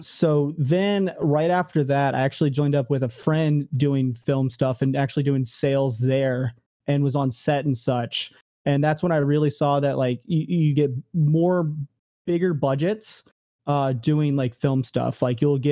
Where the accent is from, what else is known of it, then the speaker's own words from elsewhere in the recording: Richmond, Virginia, United States; moved away as an adult; also born or lived in California; I actually moved from, Richmond, Virginia, which is my hometown, to, California the first time